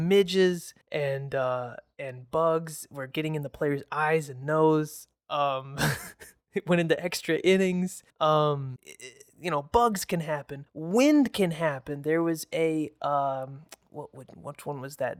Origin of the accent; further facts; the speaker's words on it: Michigan, United States; growing up in Michigan, especially mid-Michigan, the drive to Detroit can be kinda long